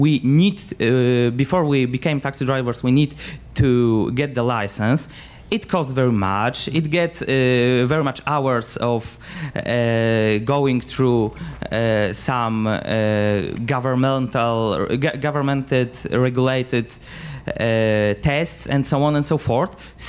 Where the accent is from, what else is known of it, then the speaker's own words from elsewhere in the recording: Poland; I come from Poland